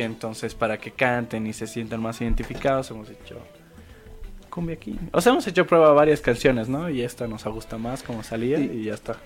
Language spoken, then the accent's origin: Spanish; Bolivia; como músicos bolivianos